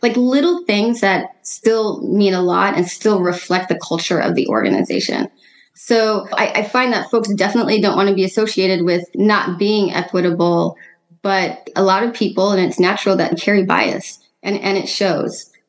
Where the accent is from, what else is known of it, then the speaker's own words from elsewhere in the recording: Seattle, Washington, United States; also born or lived in New York / California; now in Oakland, United States; I'm originally from Seattle